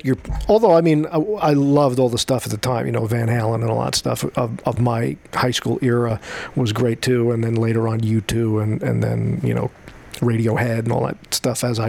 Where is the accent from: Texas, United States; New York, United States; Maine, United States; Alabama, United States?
New York, United States; Long Island; I grew up on Long Island